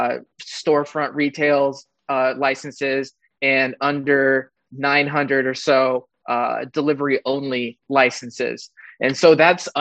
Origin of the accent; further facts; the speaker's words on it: Mendocino County, California, United States; I'm born and raised in Mendocino County